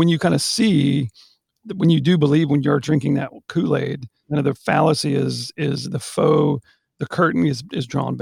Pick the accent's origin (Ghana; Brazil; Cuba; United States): United States; outside Houston, Texas; I grew up right outside of Houston